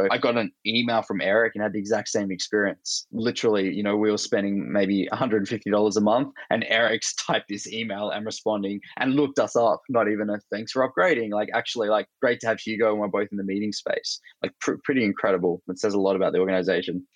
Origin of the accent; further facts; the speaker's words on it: Australia; accent: Australian; moved away as an adult; also born or lived in Bay Area, United States; I'm originally Australian. That's my accent